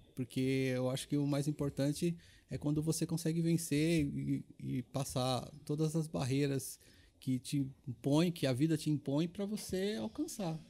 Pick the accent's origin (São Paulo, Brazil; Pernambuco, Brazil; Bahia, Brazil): São Paulo, Brazil; Eu sou paulistano, meus pais são baianos